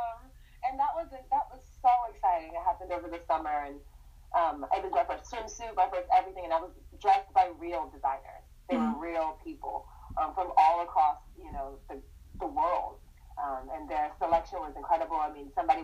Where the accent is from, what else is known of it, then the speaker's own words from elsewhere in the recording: Northern Virginia, United States; moved away as an adult; I grew up in Northern Virginia